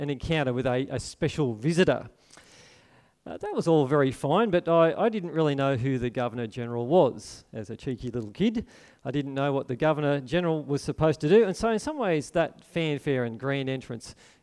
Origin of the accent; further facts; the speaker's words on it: Port Macquarie, New South Wales, Australia; I grew up in Port Macquarie here